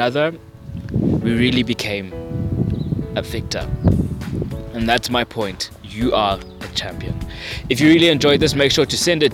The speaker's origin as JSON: {"language": "English", "town": "Vereeniging", "region": "Gauteng", "country": "South Africa", "tie": "born or raised there", "said": "in the streets of Vereeniging, my hometown"}